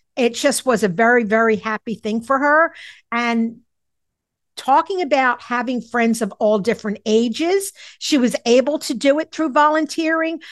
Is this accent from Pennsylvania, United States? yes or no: yes; Philadelphia, Pennsylvania, United States; I grew up in Mount Airy, Philadelphia